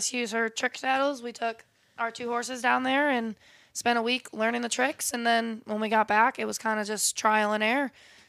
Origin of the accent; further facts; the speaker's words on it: Attica, New York, United States; Attica, New York, my hometown